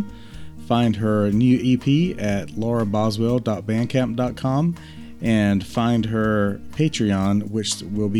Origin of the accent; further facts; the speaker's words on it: Connecticut, United States; Connecticut, my hometown.